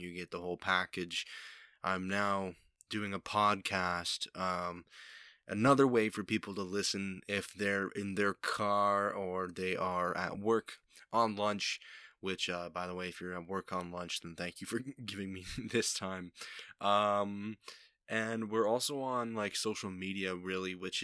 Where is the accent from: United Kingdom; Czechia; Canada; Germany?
Canada; Niagara Falls, Ontario; Niagara Falls, my hometown